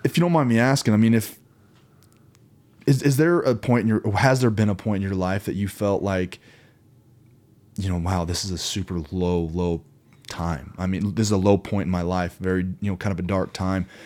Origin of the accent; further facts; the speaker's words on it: Kansas City, Missouri, United States; growing up in Kansas City, Missouri